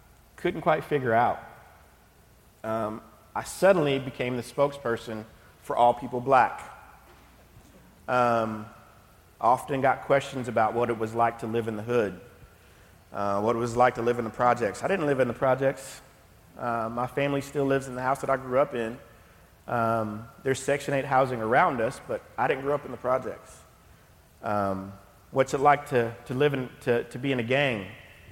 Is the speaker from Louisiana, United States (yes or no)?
no; Knoxville, Tennessee, United States; I grew up in Knoxville, born and raised.